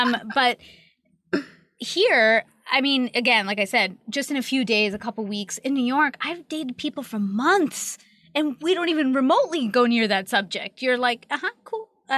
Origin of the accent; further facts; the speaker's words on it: Canada; Like, I'm Canadian. Tell me about Indiana.